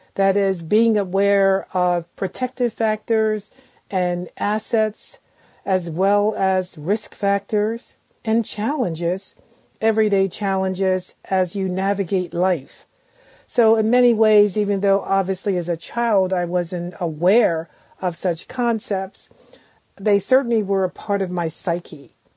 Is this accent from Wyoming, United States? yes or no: no; Philadelphia, Pennsylvania, United States; I was born and raised in Philadelphia, Pennsylvania.